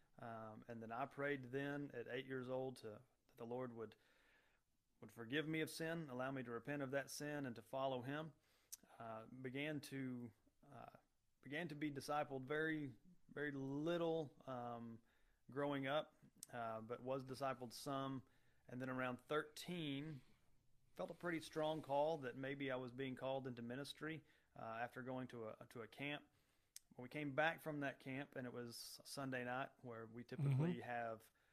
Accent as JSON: {"language": "English", "town": "Mansfield", "country": "United States", "tie": "born or raised there", "said": "I grew up in Mansfield, graduated from there"}